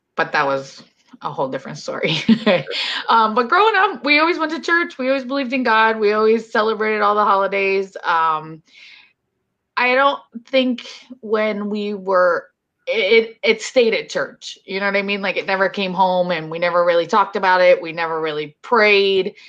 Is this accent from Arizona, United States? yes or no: no; Hollywood, Florida, United States; I grew up here in Florida, but down south in Hollywood